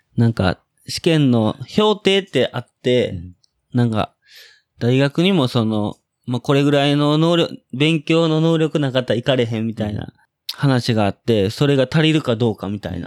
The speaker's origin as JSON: {"language": "Japanese", "region": "Osaka", "country": "Japan", "tie": "born or raised there", "moved": "as an adult", "said": "えー、僕は大阪府の、大阪府、大阪市、生野区の出身です。"}